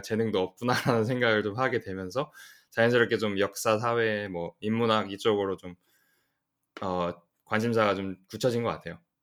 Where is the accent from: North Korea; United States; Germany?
United States; also born or lived in South Korea; 저는 이제 그 미국에서 태어나서 쭉 대부분 아. 미국에서 지금 보냈고 좀 한국에서 잠깐 잠깐씩 살긴 했어요.